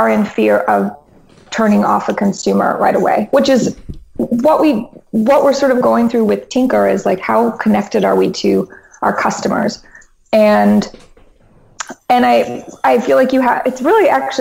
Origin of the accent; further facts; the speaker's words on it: Albuquerque, New Mexico, United States; now in New York, United States; I was born in New Mexico. Basically, Portlandia in Albuquerque. That was my childhood.